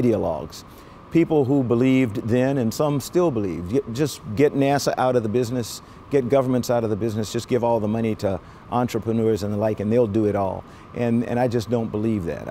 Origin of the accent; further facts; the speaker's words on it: Columbia, South Carolina, United States; when I grew up in Columbia, South Carolina